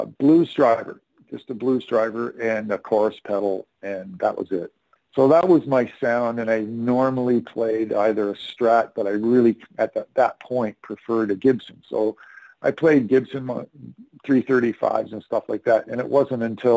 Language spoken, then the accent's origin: English; Sarnia, Ontario, Canada; also born or lived in Toronto; everybody moved back to their hometown, which was my hometown. It was called Sarnia, Ontario